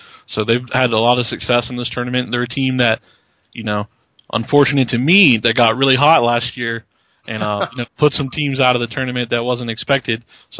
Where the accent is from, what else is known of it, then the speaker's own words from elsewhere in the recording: the South, United States; I'm from the South.